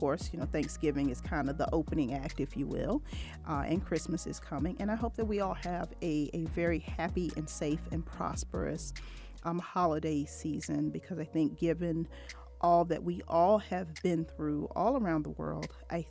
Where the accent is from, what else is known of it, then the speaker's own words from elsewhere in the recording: Norfolk, Virginia, United States; moved away; my hometown of Norfolk, Virginia, Virginia Beach, Virginia